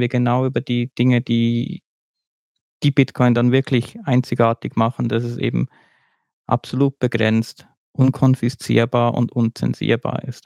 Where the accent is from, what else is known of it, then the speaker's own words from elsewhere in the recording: Switzerland; bei uns in der Schweiz